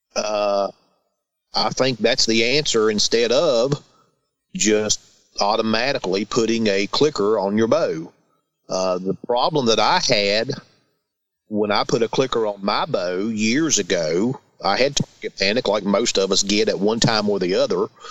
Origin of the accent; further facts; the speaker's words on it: Christiansburg, Virginia, United States; I am from Southwest Virginia, a little town called Christiansburg